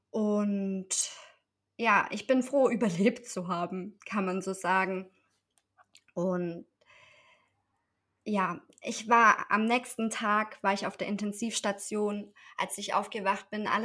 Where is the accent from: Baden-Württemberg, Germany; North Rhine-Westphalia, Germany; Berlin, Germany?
Baden-Württemberg, Germany; Esslingen; Ich komme aus Esslingen, das liegt in der Nähe von Stuttgart und bin Mama von zwei wundervollen Kindern.